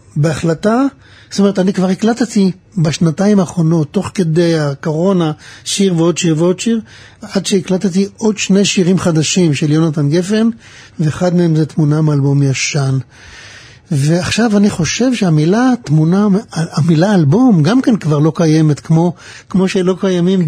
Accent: Pardes Hanna-Karkur, Haifa District, Israel; also born or lived in Mishmarot; אני נולדתי במשמרות, וגדלתי בפרדס חנה

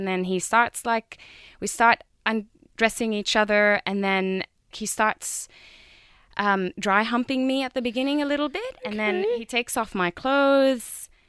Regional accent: Jordan; I'm from Jordan. Knows. Yes, it's in the Middle East if you don't know where it is.

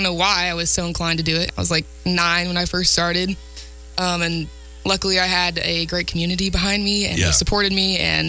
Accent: Pawnee, United States; I'm from Pawnee.

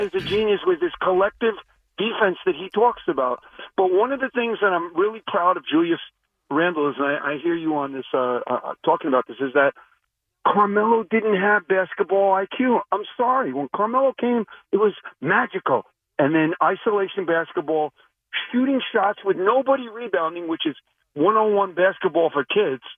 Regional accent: New York City, New York, United States; now in Long Beach, United States; I live in Long Beach, Long Island, but I grew up in Astoria, Queens

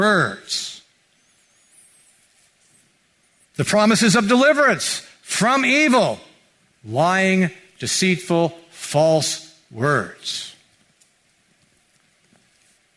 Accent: Mountain View, California, United States; I grew up here in Mountain View

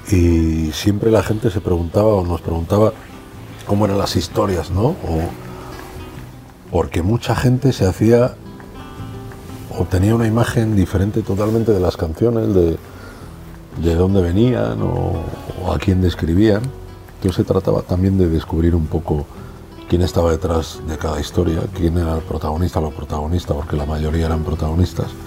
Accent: León, Castile and León, Spain; somos tres hermanos de León, no venimos de una ciudad donde ah, teóricamente podía haber más posibilidades, de una ciudad grande, venimos de una ciudad pequeña

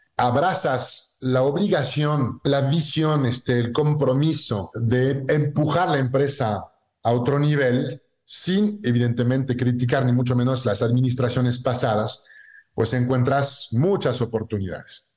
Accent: southwest France, France; moved away as an adult; now in Mexico; soy francés, este, nací en el sur oeste, en un pueblito de Francia

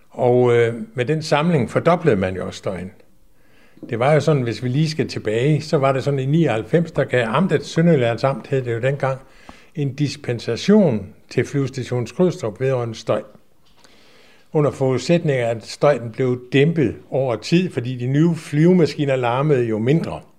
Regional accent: Aarhus, Central Denmark Region, Denmark; vi kommer op fra Aarhus af begge to, okay.

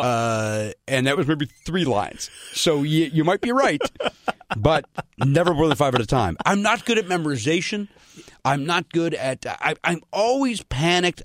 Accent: Chicago, Illinois, United States; moved away as an adult; also born or lived in Pasadena, California; I'm from Chicago.

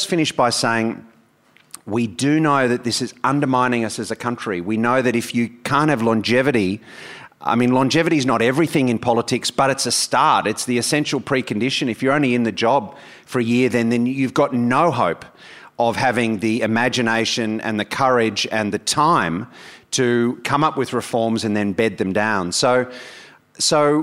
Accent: New South Wales, Australia; my home state, in New South Wales

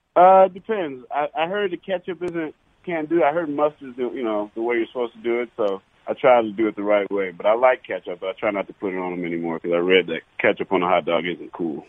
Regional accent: Detroit, Michigan, United States; moved away; Growing up in Detroit for a while

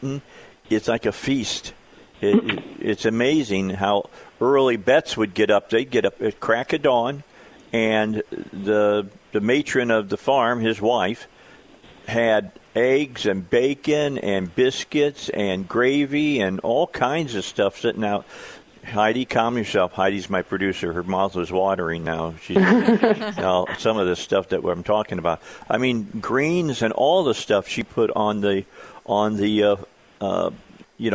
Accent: outside Chicago, Northwest Indiana, United States; now in Arkansas, United States; I grew up outside of Chicago, all right? I was in Northwest Indiana

